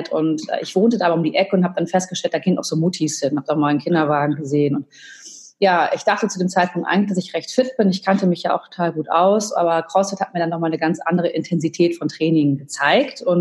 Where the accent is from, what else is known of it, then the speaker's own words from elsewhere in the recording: United States; now in Germany; Also ich bin Amerikanerin, ich war öfter da, auch zwei Jahre mal zur Highschool